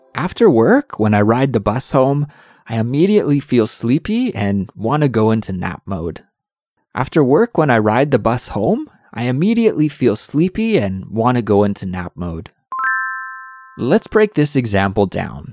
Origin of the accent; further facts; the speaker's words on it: Canada; now in Seoul, South Korea; I'm Canadian, but I do live in South Korea right now